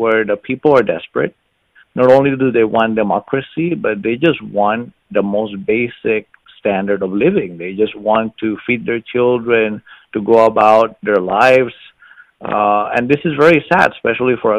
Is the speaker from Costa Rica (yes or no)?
yes; Costa Rica; now in Florida, United States; I'm originally from Costa Rica, but I'm an academic based here in Florida.